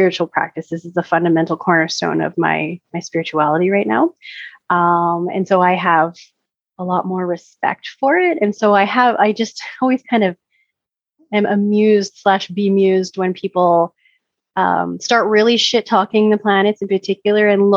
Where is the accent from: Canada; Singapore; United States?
Canada; I'm Canadian